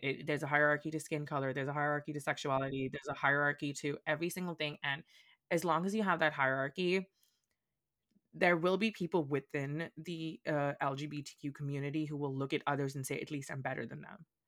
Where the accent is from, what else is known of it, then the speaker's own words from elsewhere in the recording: India; accent: Indian; moved away as an adult; also born or lived in Boston, United States; now in United States; I'm, like, from India, from India.